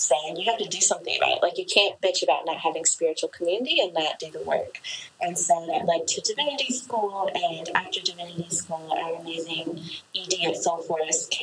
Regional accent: Appalachia, Western North Carolina, United States; I grew up over here in Western North Carolina in Appalachia

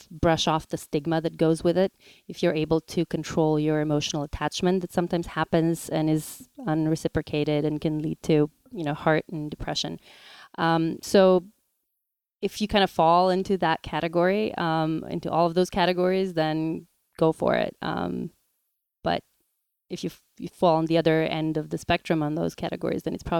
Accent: North Macedonia; now in New York, United States; Macedonia. Not sure how things are these days over there. I rarely go back home.

